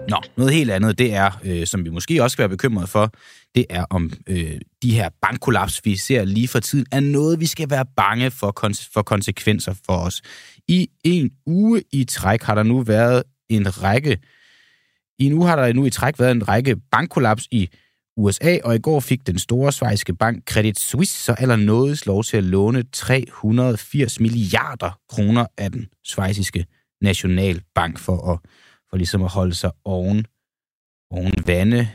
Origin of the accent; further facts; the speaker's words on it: Denmark; vores lille land Danmark, vi som danskere